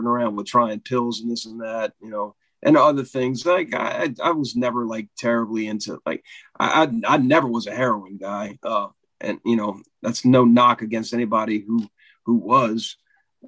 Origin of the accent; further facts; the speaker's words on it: New Orleans, Louisiana, United States; I'm born and raised in New Orleans, so the Meters is like, that's royalty here